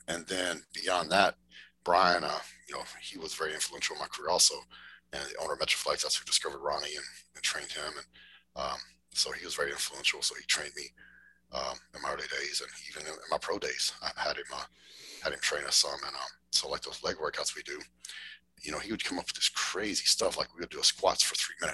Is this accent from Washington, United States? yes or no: no; West Texas, United States; also born or lived in Dallas-Fort Worth, Texas; I grew up in West Texas on a ranch. And when I was in high school, we moved to the Dallas-Fort Worth area